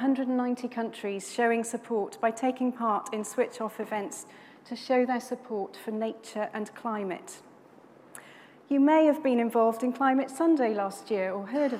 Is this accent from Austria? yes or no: no; Swansea, Wales, United Kingdom; I grew up in Swansea in South Wales near the beautiful Gower Peninsula